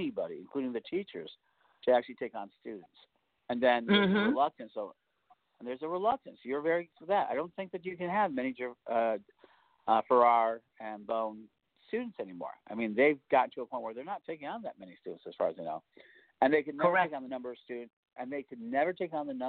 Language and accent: English; Chicago, Illinois, United States; in Chicago, my hometown